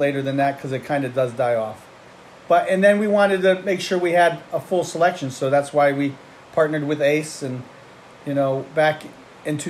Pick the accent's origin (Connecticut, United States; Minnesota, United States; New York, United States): Connecticut, United States; Clinton; also born or lived in Myrtle Beach, South Carolina; I wanted to come back to my hometown and open up a hardware store